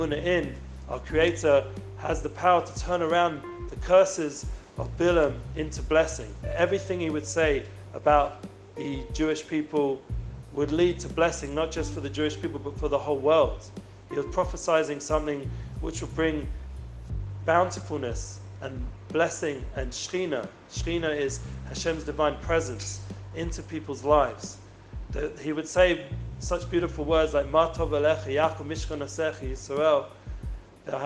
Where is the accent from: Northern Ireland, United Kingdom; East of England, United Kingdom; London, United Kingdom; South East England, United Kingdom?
London, United Kingdom; I'm originally from London